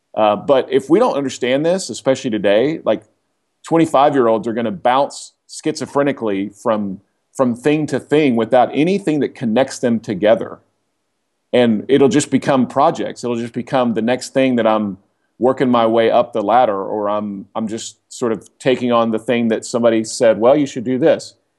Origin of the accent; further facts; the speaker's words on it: Oklahoma, United States; now in Atlanta, United States; I grew up in Oklahoma.